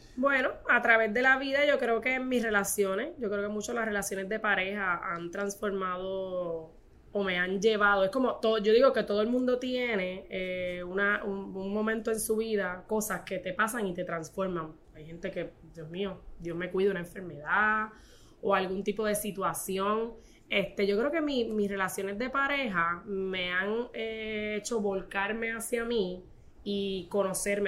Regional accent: Corozal, Puerto Rico; yo soy de Corozal, ¿verdad? Este, y mi abuela crió cinco

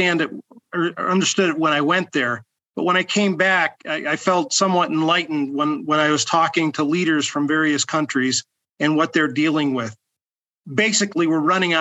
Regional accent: Chicago, Illinois, United States; moved away as an adult; now in New Mexico, United States; I came to New Mexico from my hometown of Chicago 7 years ago

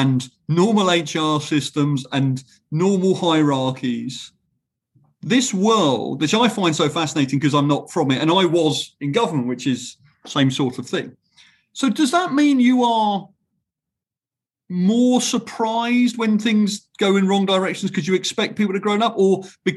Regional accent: United Kingdom; as a British person

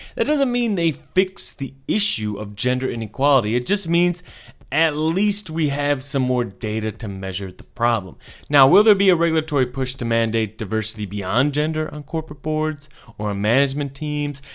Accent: United States; as an American

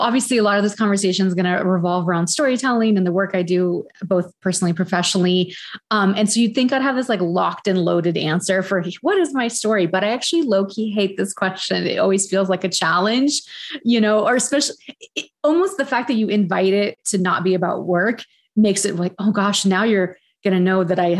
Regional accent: San Francisco, California, United States; born there; I guess starting at the beginning, I was born in San Francisco.

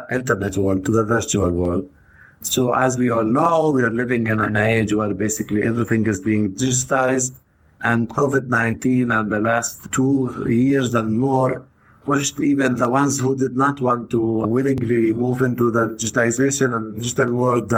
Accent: Tayibe, Center District, Israel; moved away as an adult; now in Haifa, Israel; I am originally from Taibe, which is a village that is in the center of the country

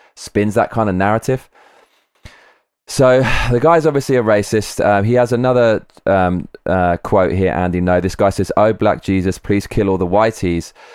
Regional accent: London, United Kingdom; I grew up in London, most multicultural city in the world.

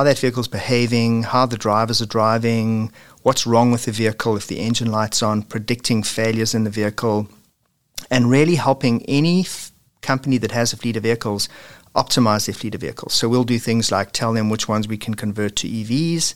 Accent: South Africa; moved away as an adult; now in Oakville, Canada; you can hear from my funny accent, that I'm originally from South Africa and immigrated to Canada in 2000

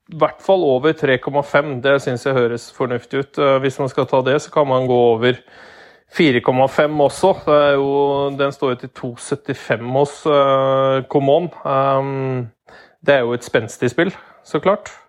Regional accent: Hedmark, Innlandet, Norway; som hedmarking

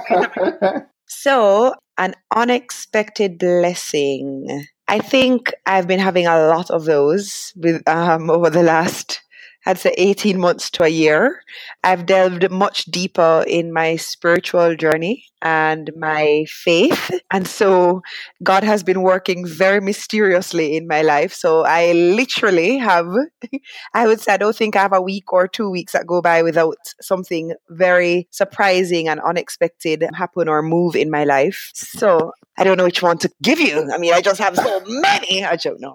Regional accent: Kingston, Jamaica; I grew up in Kingston, but both my parents are not from Kingston

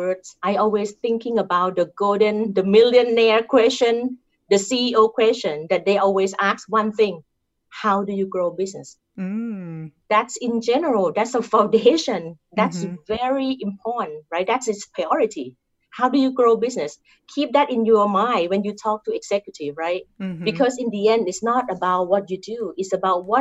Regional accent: Thailand; accent: Thai; English is a second language; moved away; I'm Thai. I cannot change my accent to be Caucasian accent or European accent.

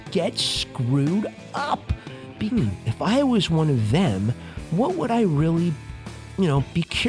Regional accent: New Jersey, United States; I'm from Jersey, so it's yeah.

